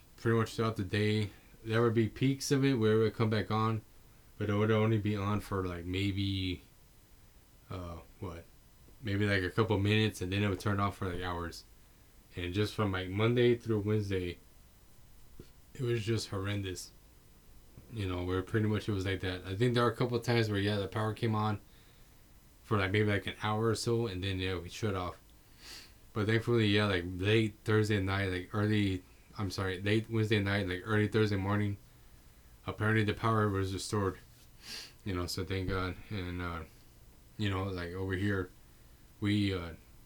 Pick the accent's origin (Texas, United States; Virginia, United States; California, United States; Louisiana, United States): Texas, United States; San Antonio; I'm from San Antonio, Texas